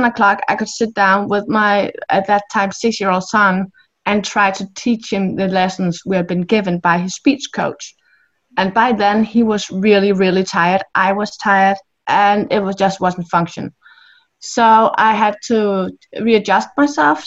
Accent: Denmark; I'm from Denmark in Europe

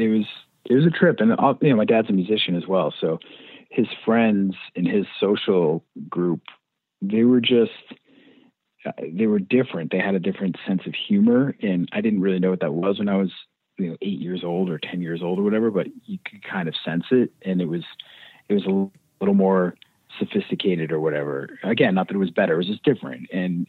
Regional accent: Clinton, Massachusetts, United States; Yeah, I was born in central Massachusetts and I grew up in a town called Clinton, Mass.

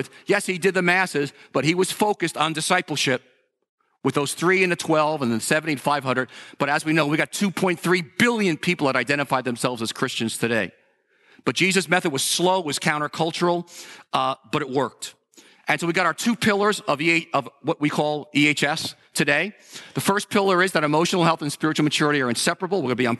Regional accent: New York, United States; We're from New Yorkers. We tend to be cynical towards a lot of things.

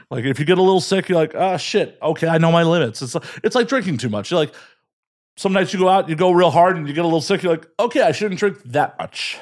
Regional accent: Chicago, Illinois, United States; born and raised in Chicago

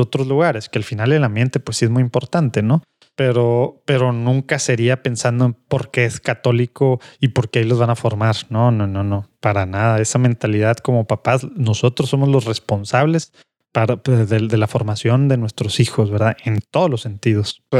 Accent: Monterrey, Nuevo León, Mexico; born or raised there; also born or lived in Rome / St. Paul

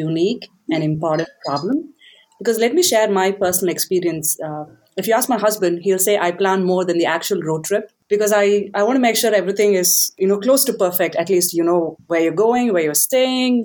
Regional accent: India; moved away as an adult; now in United States; I grew up in India and then I've been in the US for the last 10, 12 years

